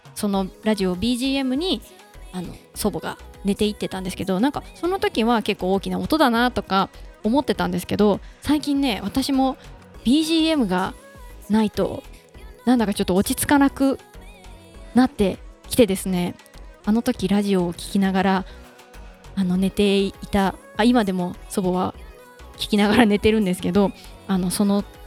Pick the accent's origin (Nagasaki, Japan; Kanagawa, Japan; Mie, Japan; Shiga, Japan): Mie, Japan; accent: Kansai dialect; 私あの三重県出身で関西弁で喋ってる